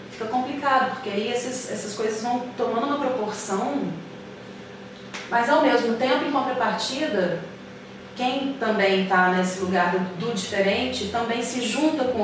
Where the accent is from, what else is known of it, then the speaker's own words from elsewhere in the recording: Belo Horizonte, Minas Gerais, Brazil; now in Rio de Janeiro, Brazil; e eu vim de BH para o Rio de Janeiro, minhas amigas todas ficaram lá, minha história toda ficou lá.